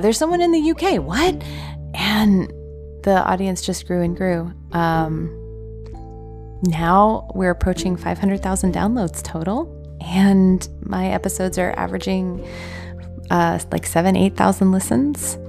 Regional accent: United States; I am from the United States

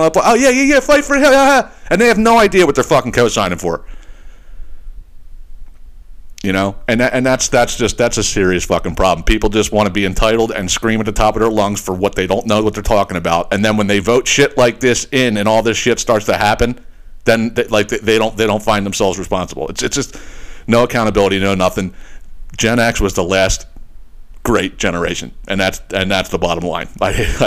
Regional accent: Northeast, United States; a family that we grew up with in the Northeast

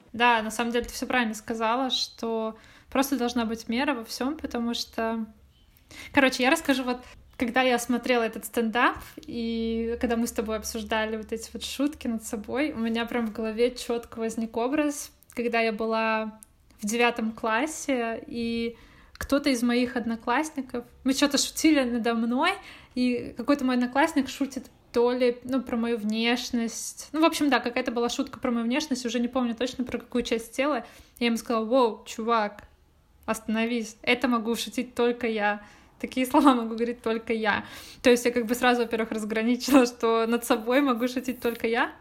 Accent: Irkutsk, Irkutsk Oblast, Russia; now in Saint Petersburg, Russia; там, где я росла, ну, в Иркуте

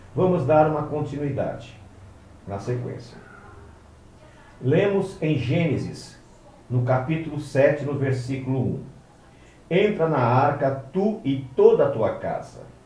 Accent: Brazil; nós brasileiros, aqueles que têm ascendência, como no meu caso, né, de judeus, nós estamos há 500 anos

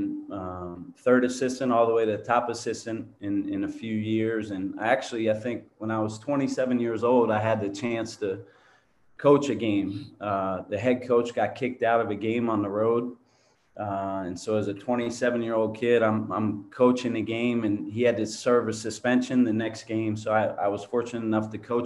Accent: Philadelphia, Pennsylvania, United States; moved away as an adult; also born or lived in Hartford, Connecticut; now in San Diego, United States; guys that I grew up with in Philadelphia

